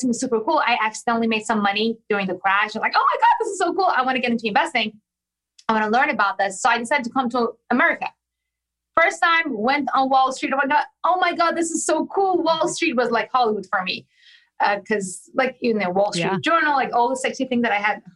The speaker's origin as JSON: {"language": "English", "country": "Iran", "tie": "born or raised there", "moved": "yes", "said": "I was born and raised in Iran"}